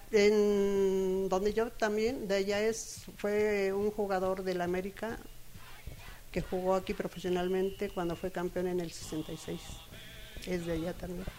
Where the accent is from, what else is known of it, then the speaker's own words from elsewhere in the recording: Nicolás Romero, State of Mexico, Mexico; yo soy del Estado de México, en, del municipio de Nicolás Romero